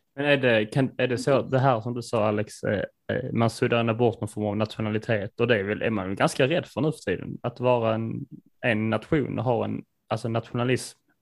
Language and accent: Swedish; Sweden; Vi är ju svenskar